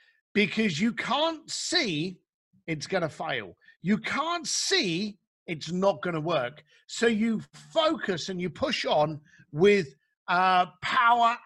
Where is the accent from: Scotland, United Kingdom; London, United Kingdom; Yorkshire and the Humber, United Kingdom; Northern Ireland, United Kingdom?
London, United Kingdom; I grew up in East London